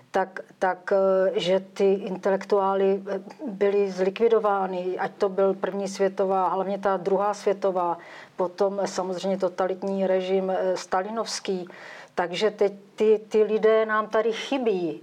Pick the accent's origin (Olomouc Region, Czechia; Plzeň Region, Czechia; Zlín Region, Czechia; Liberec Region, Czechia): Zlín Region, Czechia; Uherský Brod; jsem se narodila do kraje Komenského, eh, protože jsem vyrůstala v Uherském Brodě